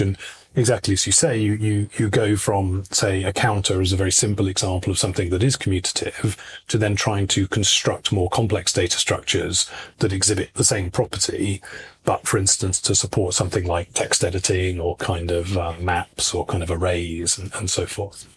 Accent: United Kingdom; moved away as an adult; now in Istria, Croatia; I'm British originally

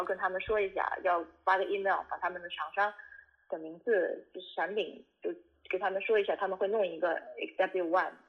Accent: Wuhan, Hubei, China; 我是武汉的医生，我也是武汉人，我在武汉学了八年的医

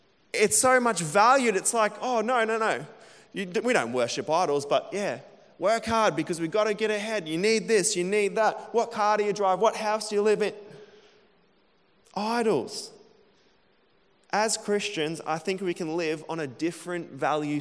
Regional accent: Emerald, Queensland, Australia; moved away; When I was a kid growing up in Emerald

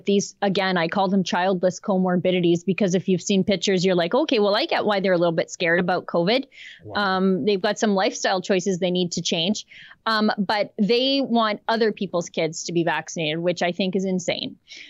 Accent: Canada; as a Canadian

